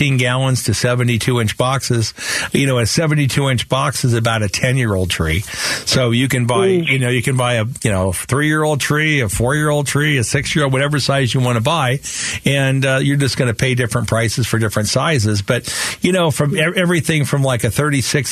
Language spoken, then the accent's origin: English; Phoenix, Arizona, United States; us Slopers, we don't know where we're at. We're in Sunny Slope, but, you know, it's been part of the city of Phoenix